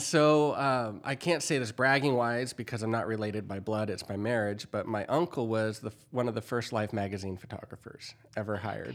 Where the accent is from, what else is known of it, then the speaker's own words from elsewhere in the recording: San Diego County, California, United States; moved away as an adult; also born or lived in Kansas; I'm from San Diego County, and we, uh, even though everyone called it a farm that I grew up on, we had four acres